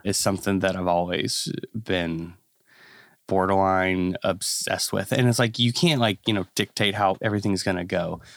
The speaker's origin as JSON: {"language": "English", "region": "Kentucky", "country": "United States", "tie": "born or raised there", "said": "I'm a pastor's kid. So, I was born in Kentucky"}